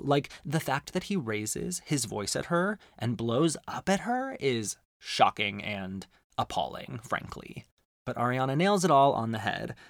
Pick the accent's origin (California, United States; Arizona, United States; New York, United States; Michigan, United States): Arizona, United States; growing up in Arizona is that there's incredible Mexican food on every street corner